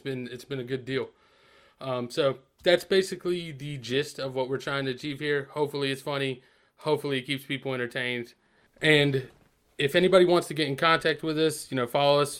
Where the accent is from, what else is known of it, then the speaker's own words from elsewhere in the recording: Asheboro, North Carolina, United States; we're both from Asheville, North Carolina